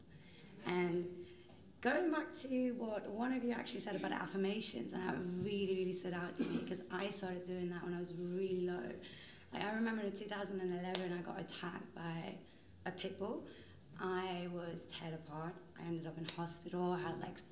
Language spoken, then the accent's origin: English; London, United Kingdom; also born or lived in Iran; I grew up my entire life in Holland, in London.